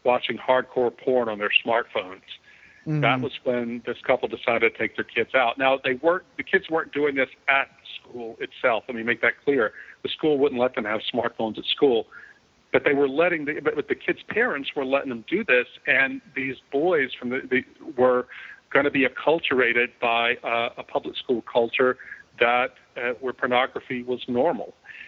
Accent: Louisiana, United States; moved away as an adult; also born or lived in Philadelphia; we moved back to my hometown in Louisiana, which is Mayberry

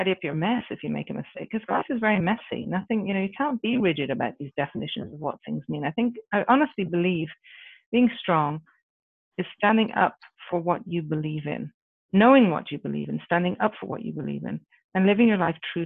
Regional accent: Ireland; moved away; I come from Ireland originally

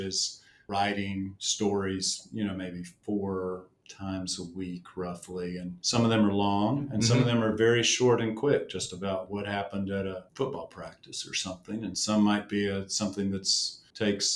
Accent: Spartanburg, South Carolina, United States; moved away as an adult; also born or lived in Chapel Hill, North Carolina; now in Charlotte, United States; I grew up in Spartanburg, South Carolina, and then have been at the Observer now almost 30 years

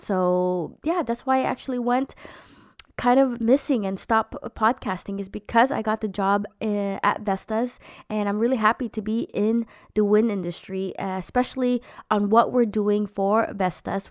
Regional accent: United States; moved away; I'm an American Filipino mom trying to find her way in a foreign country

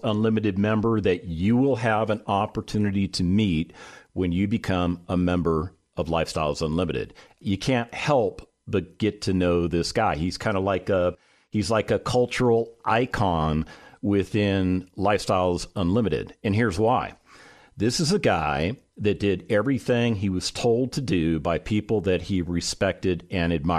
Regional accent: West Coast, United States; now in Texas, United States; I grew up on the West Coast.

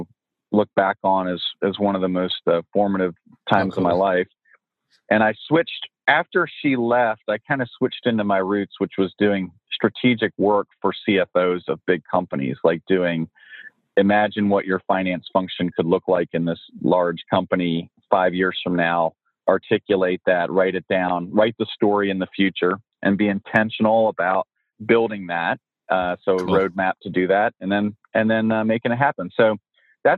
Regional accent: New Jersey, United States; born or raised there; moved away as an adult; also born or lived in Virginia

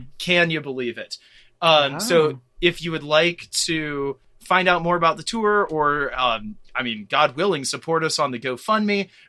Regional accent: Ocracoke, North Carolina, United States; my hometown of Ocracoke Island

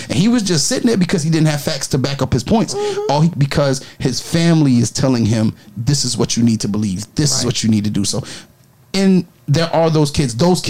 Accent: New York City, New York, United States; I was raised in New York.

